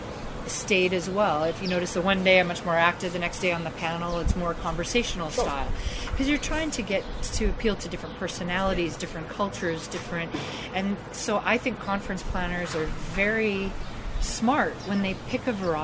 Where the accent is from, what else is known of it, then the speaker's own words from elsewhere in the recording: Canada; being Canadian